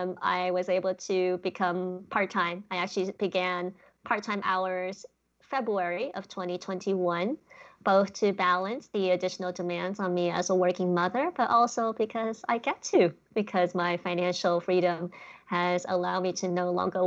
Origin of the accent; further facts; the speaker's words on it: Boston, Massachusetts, United States; also born or lived in China / Switzerland / Netherlands; I was born in China, and I actually grew up in my childhood in various countries, including Switzerland, the Netherlands, before landing in Boston, Massachusetts, when I was 10 years old, and basically grew up in Boston for the rest of my life.